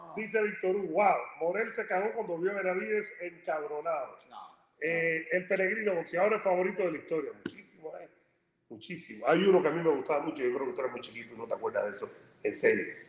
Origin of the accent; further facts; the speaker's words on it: Cuba; moved away; somos cubanos